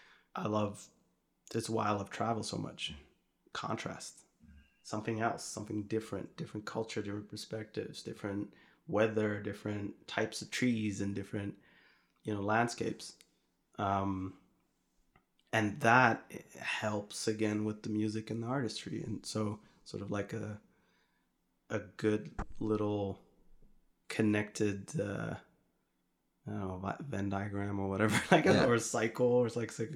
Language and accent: English; Utrecht, Netherlands; first language Arabic; English is a second language; So born and raised in the Netherlands, in Utrecht, and Morocco was a big part of the upbringing. I didn't speak any Dutch until I was about 4 or 5. So I only spoke Arabic